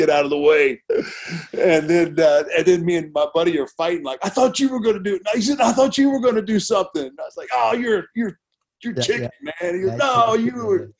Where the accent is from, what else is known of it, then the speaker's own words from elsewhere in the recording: Houston, Texas, United States; I grew up in Houston with Paul Bosch